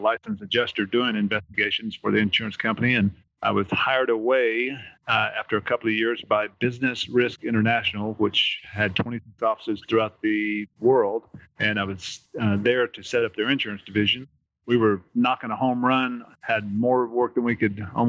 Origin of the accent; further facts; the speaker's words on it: Texas, United States; also born or lived in Florence, Alabama; I'm a Texan, and I left Texas, went to the University of North Alabama in Florence, Alabama